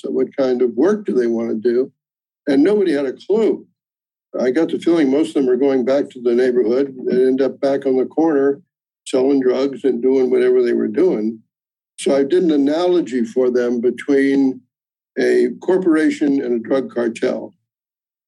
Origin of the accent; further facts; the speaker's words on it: Johnstown, Pennsylvania, United States; moved away as an adult; now in New York City, United States; I'm actually from Johnstown, Pennsylvania, small coal mining town near Pittsburgh